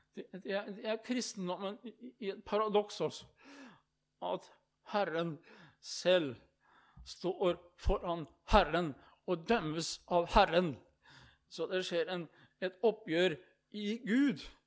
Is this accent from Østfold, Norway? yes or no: yes; Østfold, Norway; hjemme i Østfold, i Indre Østfold, i Rakkestad.